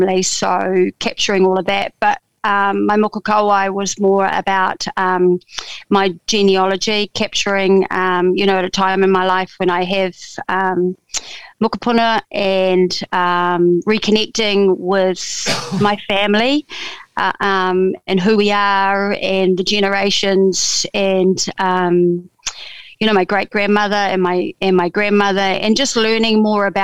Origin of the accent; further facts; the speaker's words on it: Auckland, New Zealand; I'm born and bred in Devonport, and Mount Victoria is my mountain.